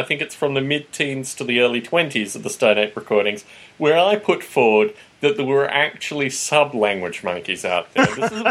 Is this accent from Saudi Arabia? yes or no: no; Canberra, Australian Capital Territory, Australia; he turns out that he's from my hometown of Canberra, Australia.